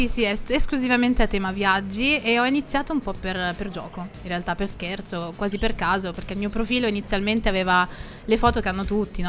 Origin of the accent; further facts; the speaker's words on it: Milan, Lombardy, Italy; Milano, perché è la mia città natale, quindi quella in cui vivo da ventotto anni